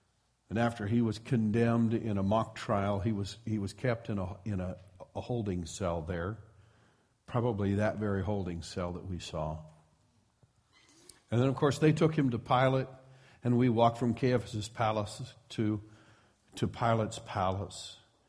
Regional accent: Midwest, United States; now in Petaluma, United States; I come from the Midwest, and so we have a few farmer expressions.

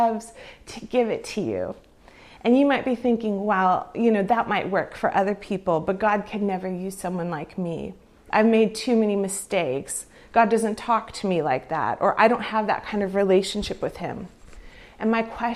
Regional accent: California, United States; moved away as an adult; also born or lived in Canada; growing up in California

